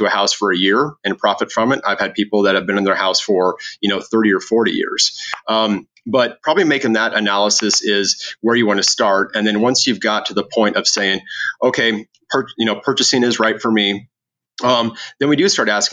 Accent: Lincoln, Nebraska, United States; also born or lived in Phoenix, Arizona; now in Omaha, United States; I'm from Lincoln originally

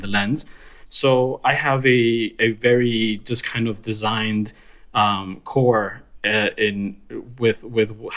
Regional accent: Miami, Florida, United States; moved away as an adult; now in New York City, United States; We're originally from Miami

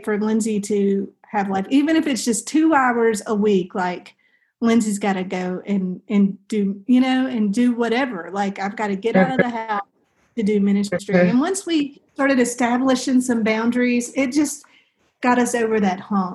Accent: the South, United States; we're from the South

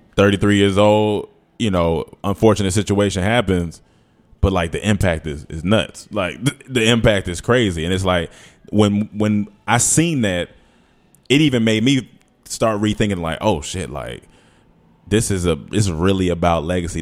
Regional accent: North Carolina, United States; moved away as an adult; also born or lived in Atlanta, Georgia; I'm from North Carolina. I moved to Atlanta when I was eighteen

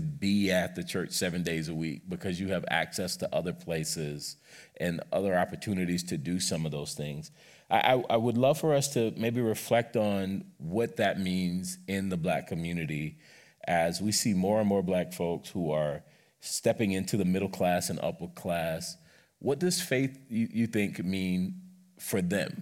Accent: South Carolina, United States; moved away; growing up in South Carolina

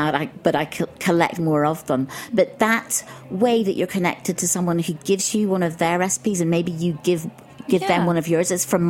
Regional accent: Ireland; I grew up in Ireland

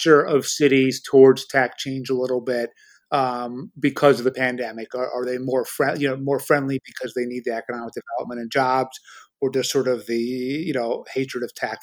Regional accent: New York City, New York, United States; when I grew up in New York City in the 70s, Brooklyn turned really dangerous, and my parents moved it to the suburbs

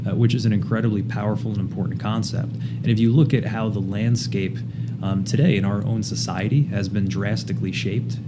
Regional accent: southern New Jersey, United States; now in New England, United States; grew up in southern New Jersey, uh, about five minutes outside of Philly, but on the Jersey side.

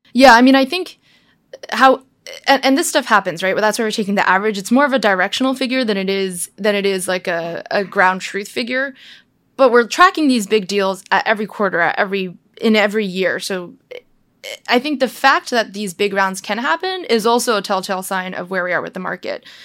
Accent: United States; I'm Chinese. I'm American born, but Chinese

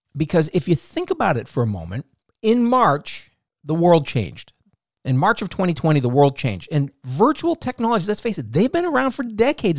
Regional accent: Boston, Massachusetts, United States; moved away; I'm from the Boston area originally.

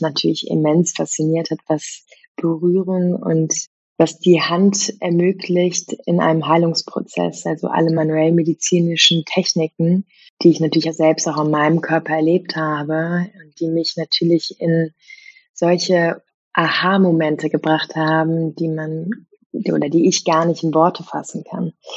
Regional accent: Germany; also born or lived in Vienna; einem kulturellen Umfeld, wo ich groß geworden bin, hier in Deutschland

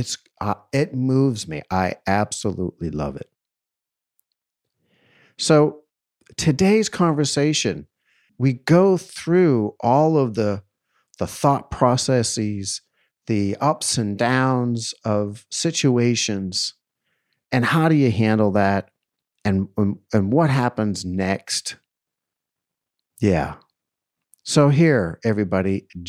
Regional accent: East Coast, United States; moved away; I grew up on the East Coast

